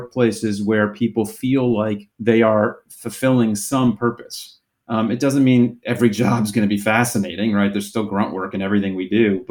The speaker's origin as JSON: {"language": "English", "region": "South Florida", "country": "United States", "tie": "born or raised there", "said": "I grew up in South Florida"}